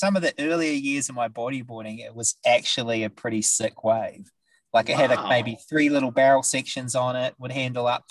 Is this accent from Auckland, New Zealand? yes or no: no; Whanganui, Manawatū-Whanganui, New Zealand; also born or lived in Wairarapa; where did I grow up? I guess where I was, birthed into the bodyboarding, land in the mid, probably like 92, maybe 93 was in good old Whanganui